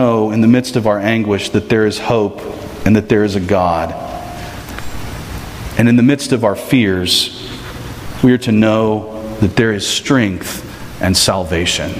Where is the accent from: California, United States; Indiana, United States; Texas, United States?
Texas, United States; I'm from Texas